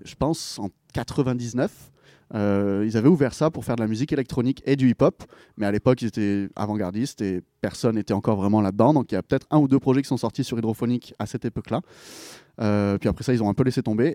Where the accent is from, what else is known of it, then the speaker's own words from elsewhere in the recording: Pélissanne, Provence-Alpes-Côte d'Azur, France; moved away as an adult; also born or lived in United States; now in Montreal, Canada; Je viens d'un petit village qui s'appelle Pélissane.